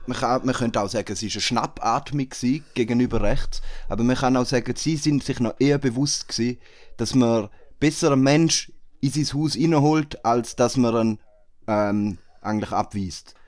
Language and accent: German; Switzerland; bei uns in der Schweiz